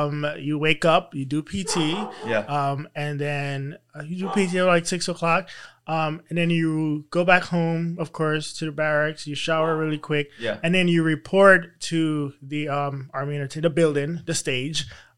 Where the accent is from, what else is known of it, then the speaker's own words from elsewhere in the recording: U.S. Virgin Islands; Well, growing up in the Virgin Islands, I was in a calypso band, and so I, you know, I have that natural.